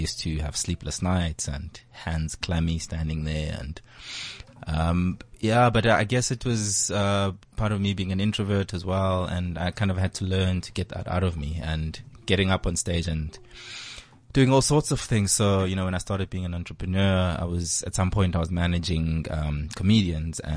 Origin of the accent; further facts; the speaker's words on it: Eastern Cape, South Africa; we grew up in the Eastern Cape